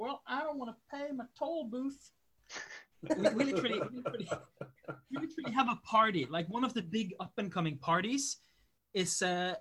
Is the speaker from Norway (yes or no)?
yes; Bergen, Vestland, Norway; I'm from Bergen, Norway.